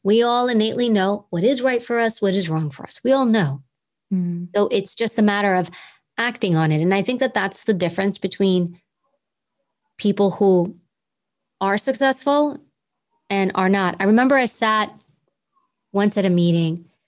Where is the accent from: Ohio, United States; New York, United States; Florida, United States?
New York, United States; New York City; accent: New York accent; I grew up in Queens. So we all talk like we're from Queens